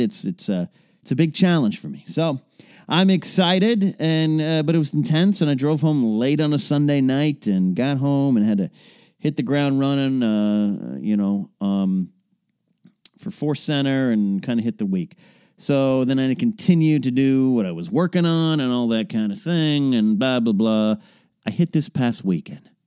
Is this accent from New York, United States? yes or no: no; Pismo Beach, California, United States; near Pismo Beach, California, my hometown, uh, hometown area